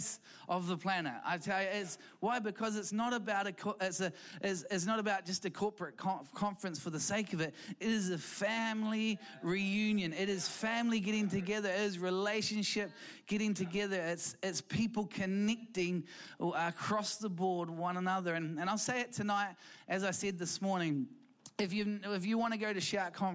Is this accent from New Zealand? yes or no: yes; New Zealand; also born or lived in London; we came from Equippers Church in London. And we came back to New Zealand